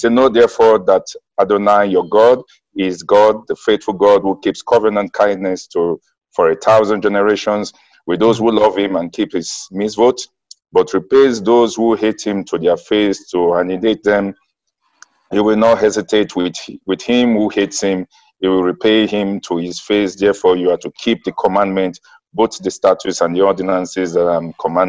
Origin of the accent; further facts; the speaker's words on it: Nigeria; I'm from Nigeria.